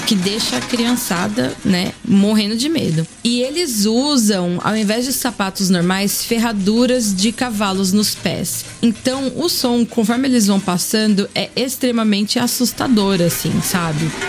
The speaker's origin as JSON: {"language": "Portuguese", "country": "Brazil", "moved": "yes", "lives_now": "Austria", "said": "Sou brasileira, importo e vendo cachaça desde 2017 na Europa"}